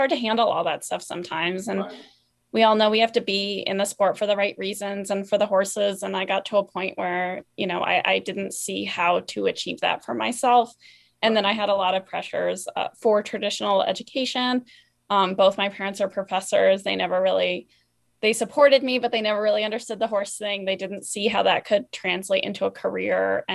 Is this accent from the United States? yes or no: yes; East Coast, United States; I grew up on the East Coast, and it was a very English riding community.